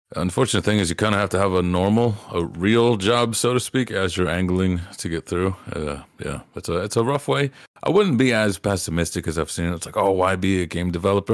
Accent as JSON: {"language": "English", "region": "Appalachia", "country": "United States", "tie": "born or raised there", "said": "I grew up in Appalachia"}